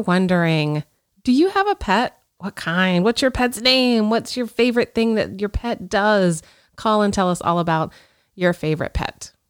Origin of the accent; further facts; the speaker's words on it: Pensacola, Florida, United States; I grew up in Pensacola, which is northwest Florida over by the Alabama border.